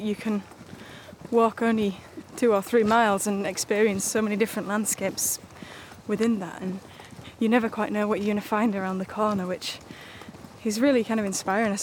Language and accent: English; Hull, Yorkshire and the Humber, United Kingdom; moved away as an adult; now in West Yorkshire, United Kingdom; my time spent growing up in Hull with my grandma on Shannon Road